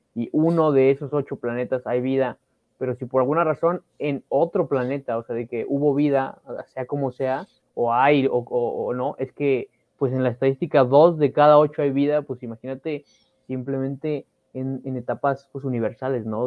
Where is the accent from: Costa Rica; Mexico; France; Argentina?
Mexico; como mexicanos